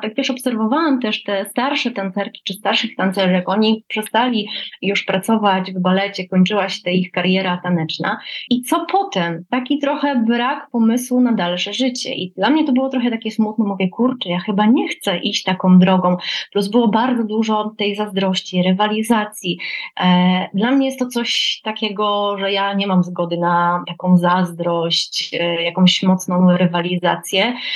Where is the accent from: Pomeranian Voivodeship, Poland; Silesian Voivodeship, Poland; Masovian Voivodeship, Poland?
Pomeranian Voivodeship, Poland; Gdańsk; Tutaj u nas w Gdańsku, bo pochodzę z Gdańska